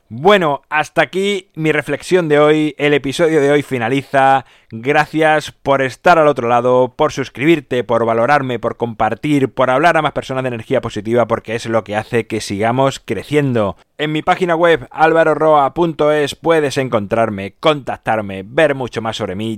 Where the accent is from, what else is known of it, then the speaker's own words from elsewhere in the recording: Badajoz, Extremadura, Spain; Yo, por ejemplo, nací en España, pero lo podía haber hecho en cualquier otro país, y concretamente en mi caso, por eso puede ser que piense así, lo hice en Badajoz